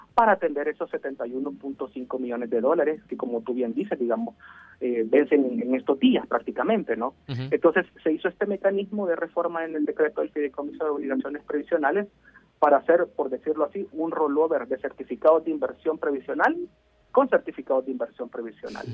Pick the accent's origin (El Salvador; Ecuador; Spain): El Salvador; como salvadoreños y salvadoreños